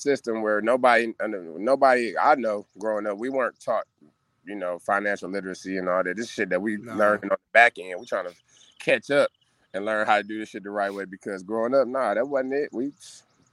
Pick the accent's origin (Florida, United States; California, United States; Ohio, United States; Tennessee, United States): Ohio, United States; Cleveland; I'm from 156 St. Clair, Cleveland, Ohio